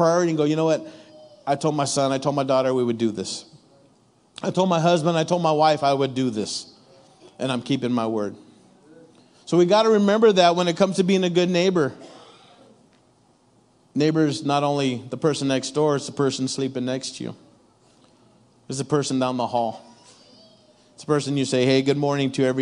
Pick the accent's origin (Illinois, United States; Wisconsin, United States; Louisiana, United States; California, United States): California, United States; Ontario; growing up in my neck of the woods, Ontario, California